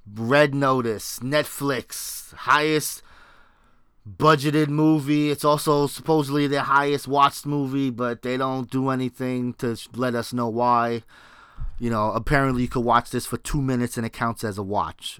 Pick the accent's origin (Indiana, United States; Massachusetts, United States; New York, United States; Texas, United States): New York, United States; I'm from New York